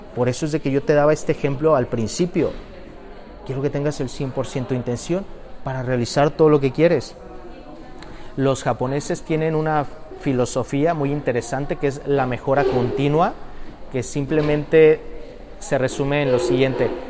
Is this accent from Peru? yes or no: no; Mexico; Yo soy mexicano